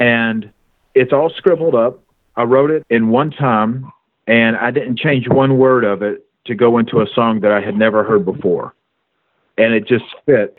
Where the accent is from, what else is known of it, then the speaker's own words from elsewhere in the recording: Kentucky, United States; I was born and raised in Kentucky